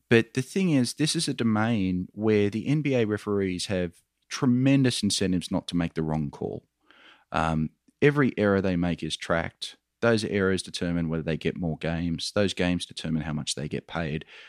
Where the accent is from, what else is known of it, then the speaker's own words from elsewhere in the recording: Australia; accent: Australian; moved away; You can probably tell by my accent, Michael. I'm an Australian.